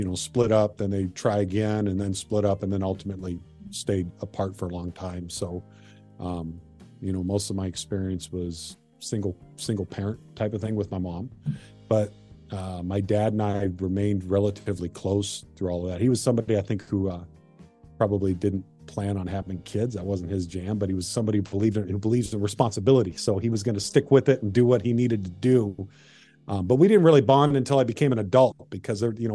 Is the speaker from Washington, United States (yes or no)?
yes; Marysville, Washington, United States; also born or lived in Everett, Washington / Bothell, Washington; born and raised in Washington